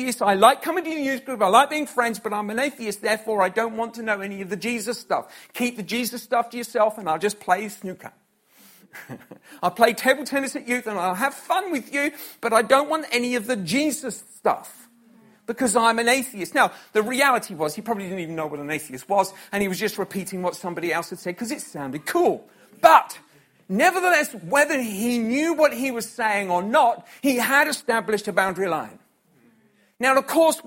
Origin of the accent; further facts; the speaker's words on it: United Kingdom; So that's the natural rules for which our society is raised and I was raised